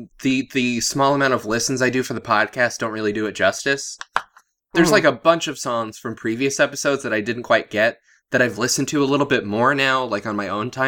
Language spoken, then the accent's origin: English; United States; We're American